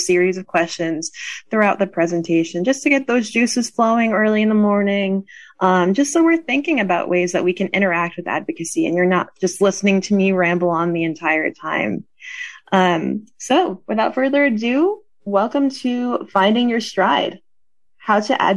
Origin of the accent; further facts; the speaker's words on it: Connecticut, United States; now in Pennsylvania, United States; I'm originally from Connecticut, so not too far, but I grew up in the heart of New England.